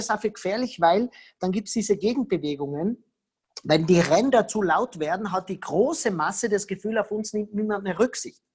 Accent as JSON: {"language": "German", "region": "Tyrol", "country": "Austria", "said": "ich bin Tiroler"}